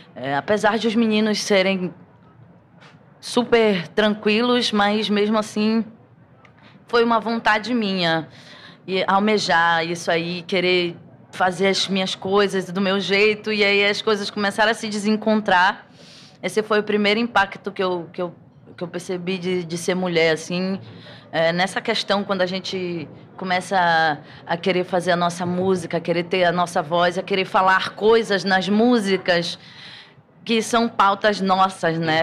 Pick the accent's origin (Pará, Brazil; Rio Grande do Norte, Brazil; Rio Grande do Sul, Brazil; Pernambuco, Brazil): Pará, Brazil; não tem como crescer no Pará